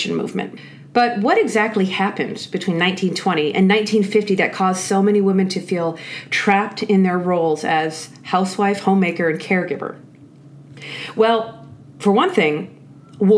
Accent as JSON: {"language": "English", "country": "Canada", "said": "I'm Canadian. And as Canadians, we are famous for saying sorry"}